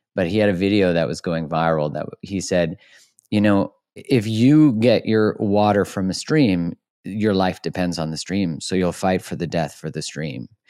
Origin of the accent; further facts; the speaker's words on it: Alberta, Canada; I'm from Alberta, which is like the Texas of Canada